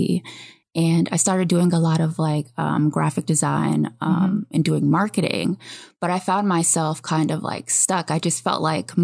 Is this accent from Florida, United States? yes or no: no; New York, United States; moved away as an adult; also born or lived in Savannah, Georgia; now in California, United States; I'm from New York originally